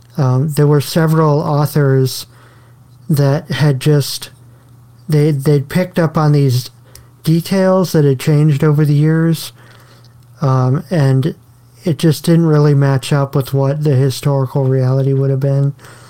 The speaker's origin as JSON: {"language": "English", "region": "Illinois", "country": "United States", "also_born_or_lived": "New York", "moved": "as an adult", "lives_now": "Virginia, United States", "said": "I'm from Illinois originally."}